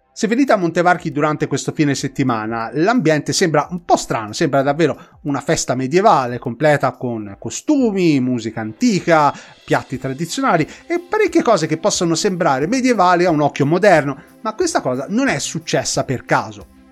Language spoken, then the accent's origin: Italian; Tuscany, Italy; fatto da Toscani Doc